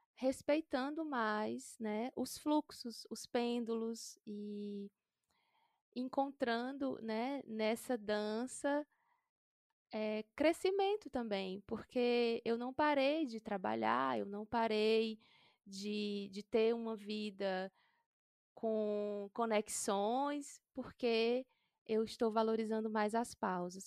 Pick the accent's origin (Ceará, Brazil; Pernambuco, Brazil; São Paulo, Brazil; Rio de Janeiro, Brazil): Ceará, Brazil; interior of; nasci no interior do Ceará, sou do sertão